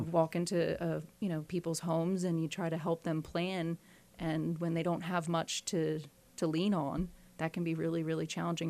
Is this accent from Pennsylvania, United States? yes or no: yes; Philadelphia, Pennsylvania, United States; I was born in Philadelphia in the far northeast, and that's where I grew up